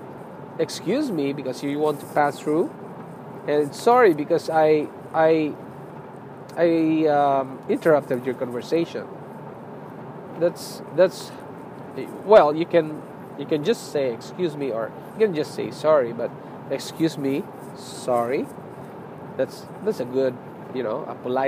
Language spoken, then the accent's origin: English; Philippines; moved away; I'm a Filipino